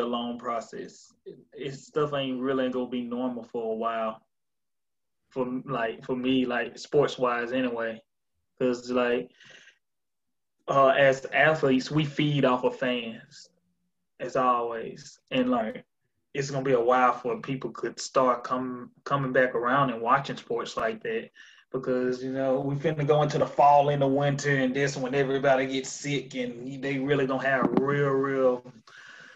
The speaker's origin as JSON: {"language": "English", "town": "Strayhorn", "region": "Mississippi", "country": "United States", "said": "Being from Mississippi, I didn't leave Mississippi a lot. The first time leaving the South was last year"}